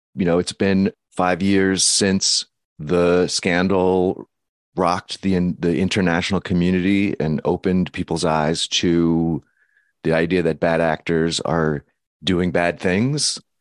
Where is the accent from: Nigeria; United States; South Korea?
United States; as an American